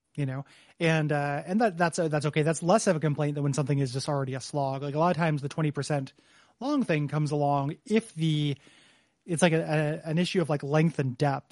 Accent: DeKalb, Illinois, United States; moved away; my hometown

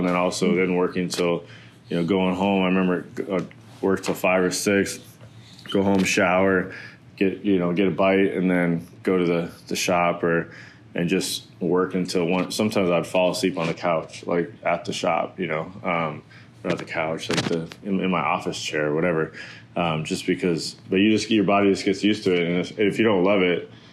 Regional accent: Arizona, United States; born and raised in Arizona

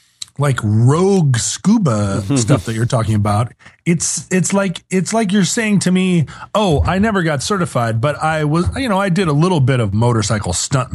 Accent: South Africa; I'm from South Africa.

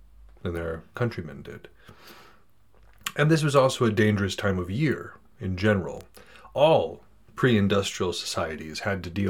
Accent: United States; As an American

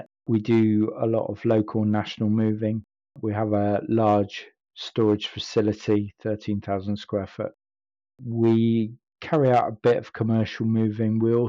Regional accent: Stockport, North West England, United Kingdom; born there; I was born in Stockport, and whilst that may not seem relevant, my family are all from Devon, and I'm the odd one out.

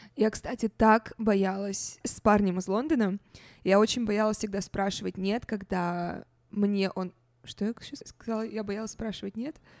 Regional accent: Russia; moved away; когда я росла в России

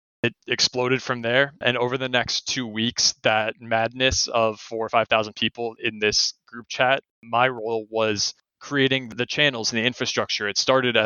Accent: Southern Oregon, United States; I grew up in Southern Oregon

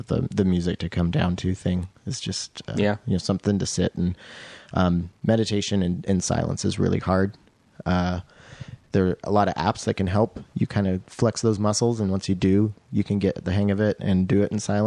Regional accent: Roslyn, Washington, United States; I'm from Roslyn, Washington.

